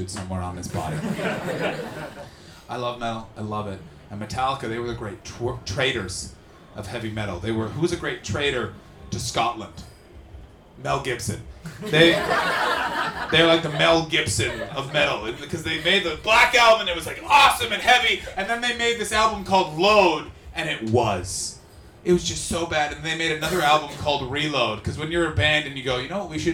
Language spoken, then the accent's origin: English; Canada; moved away; I come from Canada